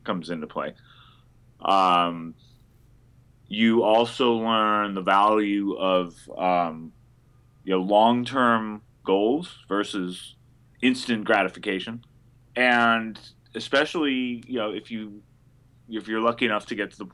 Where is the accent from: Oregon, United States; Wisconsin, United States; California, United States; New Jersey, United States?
California, United States; Berkeley; moved away as an adult; also born or lived in New York; I was raised in Berkeley, California